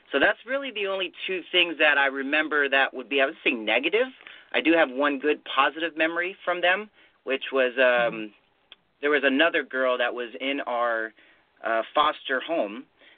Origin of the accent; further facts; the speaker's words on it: Riverside, California, United States; born there; So I was born in Riverside, California.